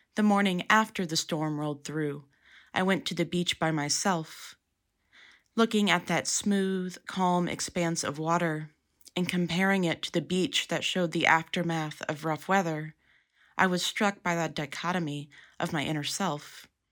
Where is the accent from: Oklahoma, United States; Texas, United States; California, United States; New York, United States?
Texas, United States; Dallas-Fort Worth area, North; Growing up in North Texas, the Gulf of Mexico seemed like a magical place. In the Dallas-Fort Worth area, the coast wasn't readily accessible